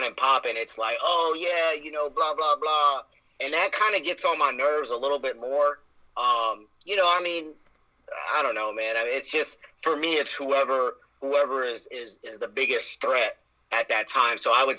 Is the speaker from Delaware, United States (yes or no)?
no; Southern California, United States; I live in California currently. I'm originally from Southern California, I will eventually settle down in Ohio